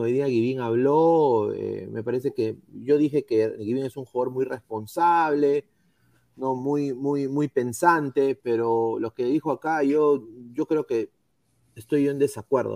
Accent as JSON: {"language": "Spanish", "country": "Peru", "moved": "yes", "lives_now": "United States", "said": "todos somos peruanos"}